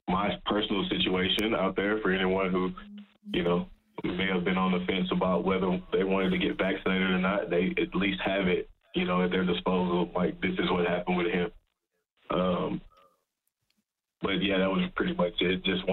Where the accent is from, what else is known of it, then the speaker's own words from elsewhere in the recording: Texas, United States; moved away as an adult; now in Edmonton, Canada; We're both from Texas. He's from Beaumont, Texas, which is an hour away from where I'm from in Texas, a small town I'm from in Texas.